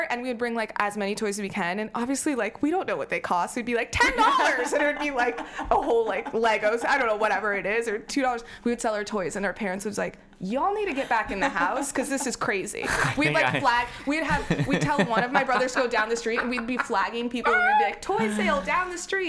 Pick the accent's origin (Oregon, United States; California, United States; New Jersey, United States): New Jersey, United States; New Jersey.